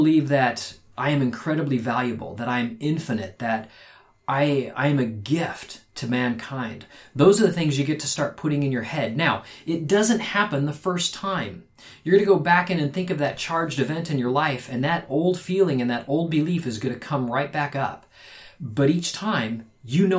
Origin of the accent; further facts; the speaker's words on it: Phoenix, Arizona, United States; We grew up in Phoenix, Arizona